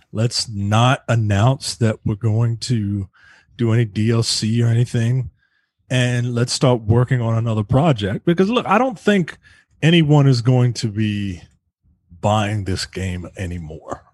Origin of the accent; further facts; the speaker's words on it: United States; I'm American obviously